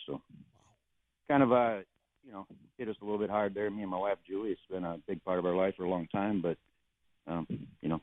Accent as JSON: {"language": "English", "country": "United States", "tie": "born or raised there", "said": "we grew up in the Mississippi River"}